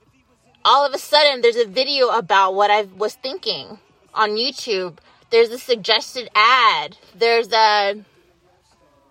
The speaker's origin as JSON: {"language": "English", "country": "United States", "said": "as an American"}